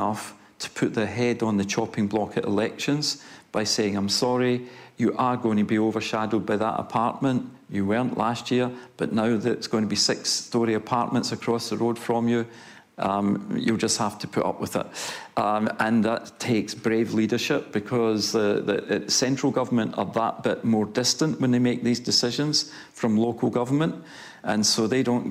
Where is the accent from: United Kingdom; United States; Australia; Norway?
United Kingdom; Scotland; now in Christchurch, New Zealand; I'm Scottish